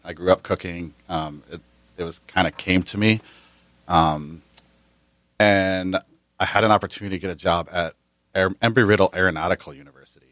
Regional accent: New Jersey, United States; also born or lived in Prescott, Arizona; now in San Diego, United States; I grew up in New Jersey

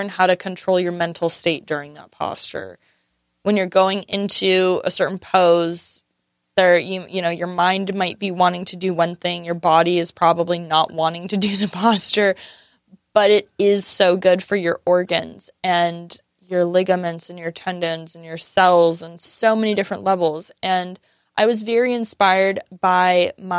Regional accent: San Diego, California, United States; I grew up in San Diego

